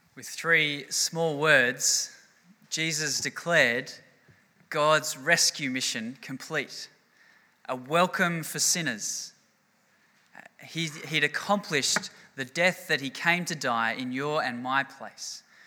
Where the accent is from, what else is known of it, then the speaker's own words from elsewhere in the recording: Australia; we're Australian